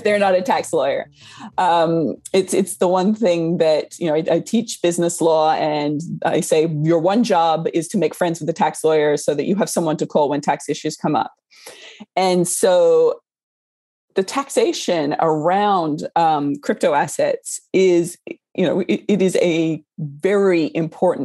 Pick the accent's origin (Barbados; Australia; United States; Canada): Australia; moved away; I grew up in Australia